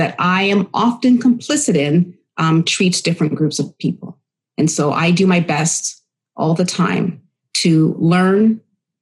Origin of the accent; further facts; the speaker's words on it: Oshawa, Ontario, Canada; also born or lived in Winnipeg, Manitoba / Bowmanville, Ontario / Pickering, Ontario; now in Ajax, Canada; When we moved to Ontario, I was raised actually in Curtis, Oshawa, and even Bowmanville